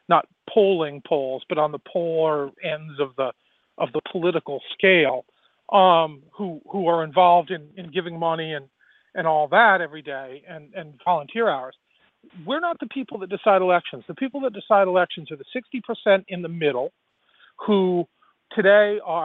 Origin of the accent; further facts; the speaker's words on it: Rhode Island, United States; I love my home state and I love Providence